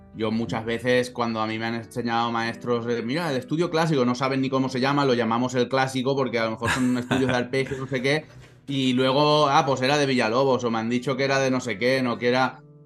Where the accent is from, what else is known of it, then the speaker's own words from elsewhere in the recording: Valencian Community, Spain; como buen valenciano